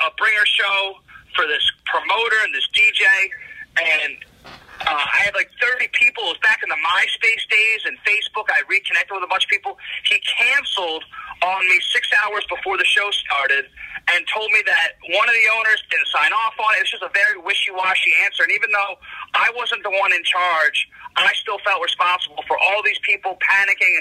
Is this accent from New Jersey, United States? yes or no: yes; Morristown, New Jersey, United States; also born or lived in New York; I grew up in South Jersey. I actually grew up in Morristown, just a neighboring town of where you grew up